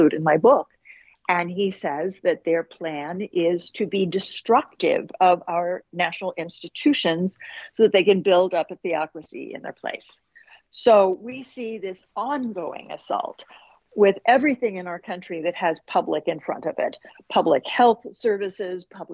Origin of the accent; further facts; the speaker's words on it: Oklahoma, United States; my home state of Oklahoma